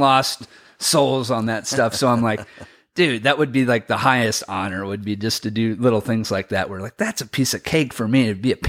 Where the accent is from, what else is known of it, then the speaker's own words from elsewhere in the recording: Washington, United States; so I grew up in the Inland Northwest. So that's like around Spokane, Red Mountain, BC, stuff like that.